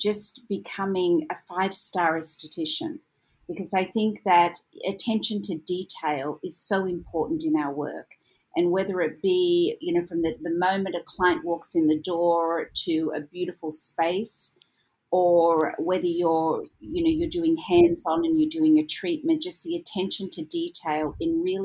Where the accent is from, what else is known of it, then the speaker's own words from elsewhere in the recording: Sydney, New South Wales, Australia; moved away as an adult; now in Los Angeles, United States; originally I am from Sydney, Australia.